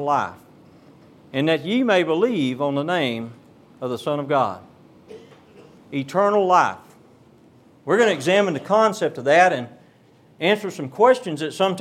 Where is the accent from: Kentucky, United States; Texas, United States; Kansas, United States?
Texas, United States; Beaumont; Down in our part of the country, I'm from Beaumont, Texas, and we have a lot of oil refineries down that way